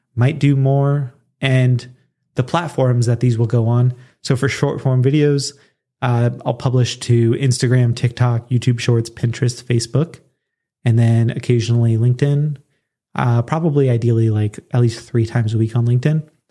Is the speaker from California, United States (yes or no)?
yes; Southern California, United States; moved away; also born or lived in Colorado; move back to my hometown, which is not Los Angeles area, um, but Southern California